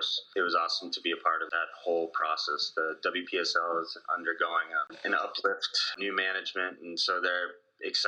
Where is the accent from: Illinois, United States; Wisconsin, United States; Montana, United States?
Montana, United States; Whitefish; also born or lived in Boise, Idaho / Spokane, Washington; I grew up in Whitefish, Montana, a little ski town in northwestern Montana.